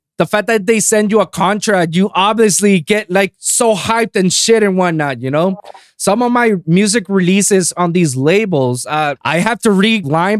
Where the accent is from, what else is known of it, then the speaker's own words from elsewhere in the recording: Puerto Rico; moved away; I came from Puerto Rico. I moved here, tried to be that aspiring producer